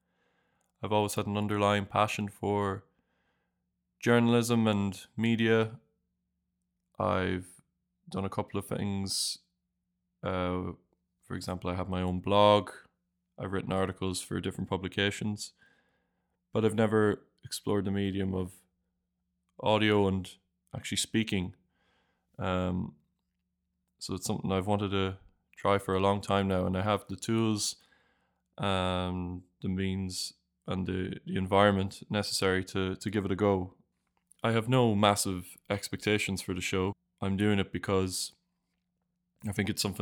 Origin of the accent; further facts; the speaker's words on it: Ireland; moved away as an adult; now in Draguignan, France; I'm originally from Ireland